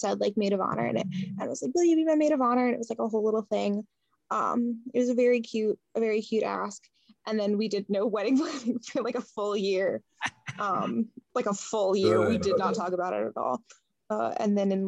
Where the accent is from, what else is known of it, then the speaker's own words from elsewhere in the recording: New Jersey, United States; I am from New Jersey and have only ever been from New Jersey